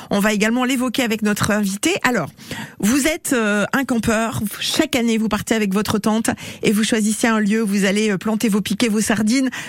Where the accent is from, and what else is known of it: Brittany, France